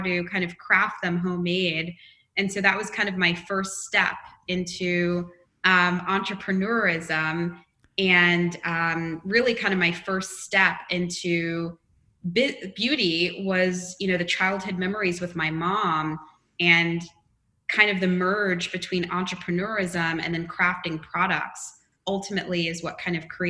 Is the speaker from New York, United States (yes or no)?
yes; Long Island, New York, United States; I didn't grow up in West Virginia. I grew up in Long Island